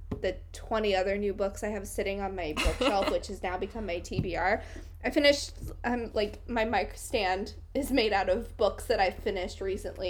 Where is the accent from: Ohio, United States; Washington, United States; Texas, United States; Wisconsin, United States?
Washington, United States; moved away as an adult; also born or lived in New York City; now in Washington State, United States; recently moved from New York City back home. Hashtag millennial life. Back home to Washington State. So I'm now living with my mother